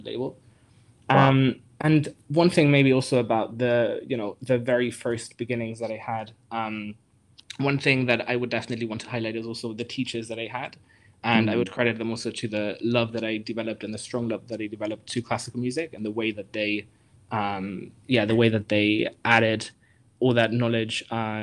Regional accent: Germany; I grew up in Germany. So my parents are Greek originally, but I was born in Germany and grew up there.

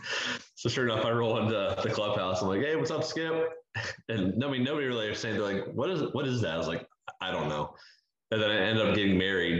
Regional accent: Pittsburgh, Pennsylvania, United States; growing up, I grew up in Pittsburgh, so I was always, you know, Pirates fan, Steelers fan, Penguins fan

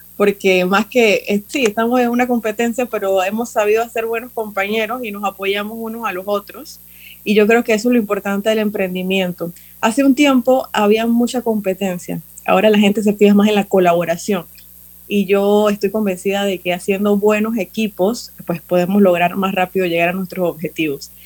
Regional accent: Panama; siendo yo panameña

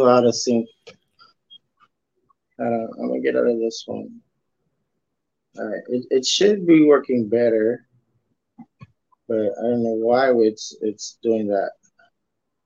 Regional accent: Texas, United States; I'm from Texas

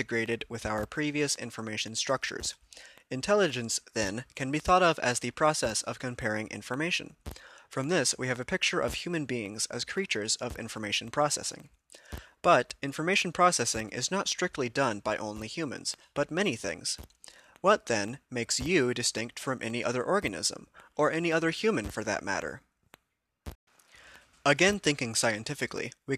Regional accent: United States

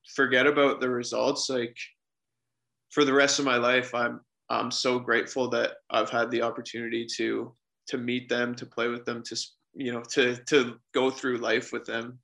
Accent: Forest, Ontario, Canada; I grew up in a small town, um, Forest, Ontario is my hometown

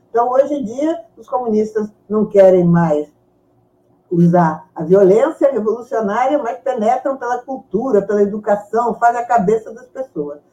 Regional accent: Brazil; also born or lived in Mexico; Aí nós, em 45, né, com, a, com a anistia, viemos para o Brasil.

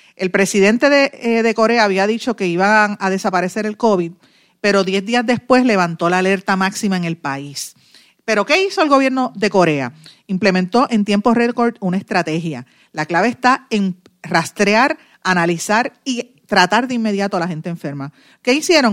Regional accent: Puerto Rico; also born or lived in Guaynabo, Puerto Rico

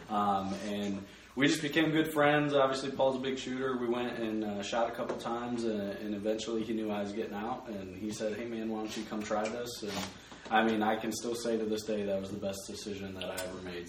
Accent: Blissfield, Michigan, United States; now in Vine Grove, United States; originally I am uh, from a very small town in Michigan called Blissfield.

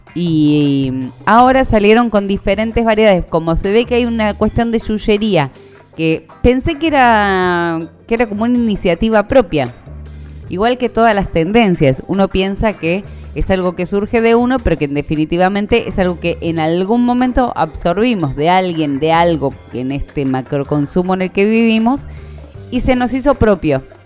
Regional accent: Argentina; como buena argentina sobreviviente de cualquier crisis económica

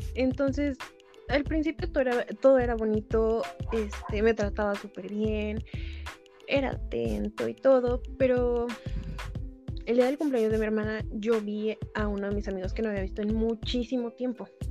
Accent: Mexico City, Mexico; Soy originaria de la Ciudad de México

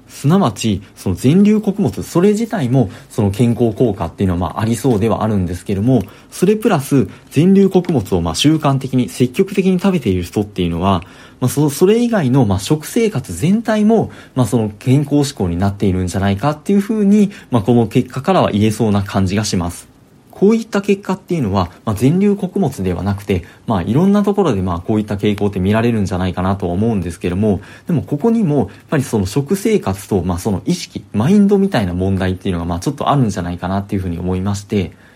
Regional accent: Osaka, Japan; moved away as an adult; now in Kanto, Japan; 私も大阪出身でして、で、まあ、あの、社会人になって、あの、関東に出てきたみたいな人間なんで

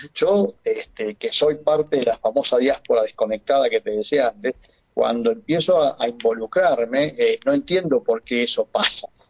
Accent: Argentina; moved away as an adult; now in Pamplona, Spain; yo soy argentino. Si bien ahora estoy viviendo en Irunía

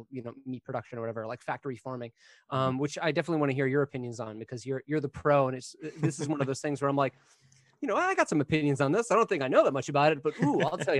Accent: Florida, United States; born there; I mean, born in Florida.

